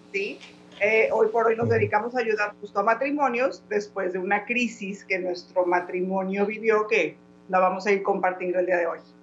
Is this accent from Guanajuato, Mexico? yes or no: yes; Guanajuato, Mexico; also born or lived in León; now in United States; soy de México, por cosas de la vida vivimos en Estados Unidos